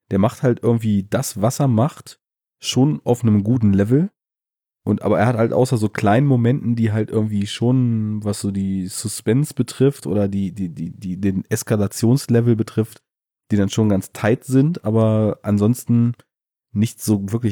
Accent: Bavaria, Germany; Bei uns in Bayern.

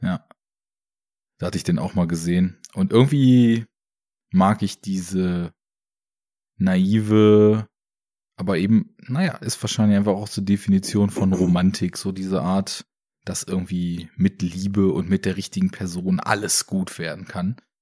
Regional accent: Braunschweig, Lower Saxony, Germany; Ich komme ja aus Braunschweig

